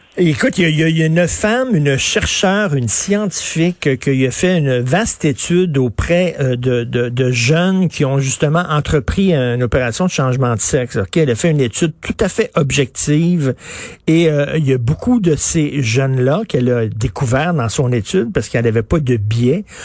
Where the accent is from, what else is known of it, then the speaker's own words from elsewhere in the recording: Quebec, Canada; qui vit ici, chez nous, au Québec